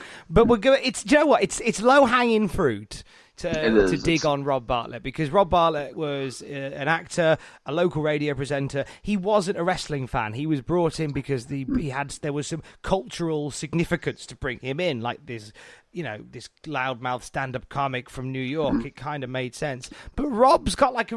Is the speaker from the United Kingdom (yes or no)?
yes; United Kingdom; I'm British